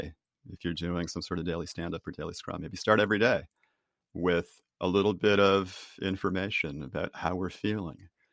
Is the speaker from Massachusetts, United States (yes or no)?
yes; Boston, Massachusetts, United States; I'm from Boston